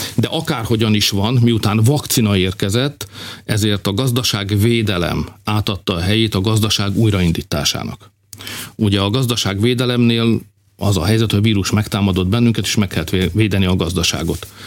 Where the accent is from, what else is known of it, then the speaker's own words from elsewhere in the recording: Hungary; magyarok vagyunk